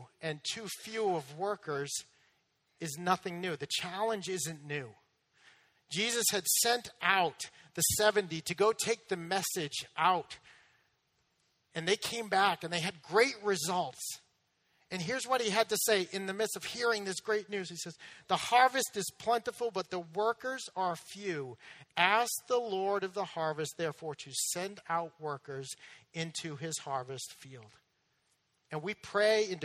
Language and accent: English; Massachusetts, United States; moved away; I'm from Massachusetts.